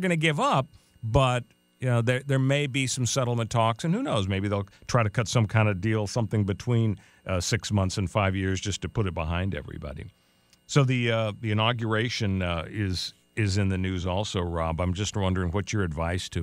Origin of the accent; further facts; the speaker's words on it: Los Angeles, California, United States; where I grew up in Canoga Park